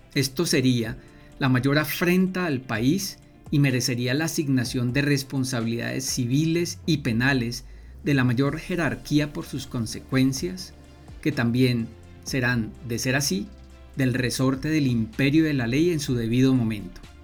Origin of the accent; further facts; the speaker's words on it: Colombia; somos todos colombianos